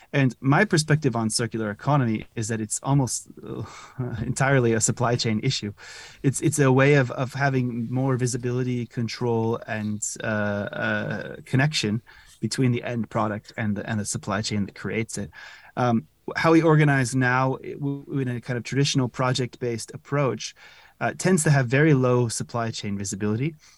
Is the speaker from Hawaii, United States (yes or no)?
no; California, United States; moved away as an adult; also born or lived in Zurich, Switzerland; now in Netherlands; originally I'm from California